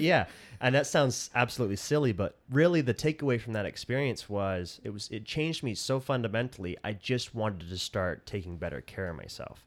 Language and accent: English; Colorado City, Arizona, United States; moved away as an adult; also born or lived in Centennial Park, Arizona / Salt Lake City, Utah / Las Vegas, Nevada; I grew up in Colorado City and, uh, then when I was twelve, we moved to Centennial Park, just across the hill.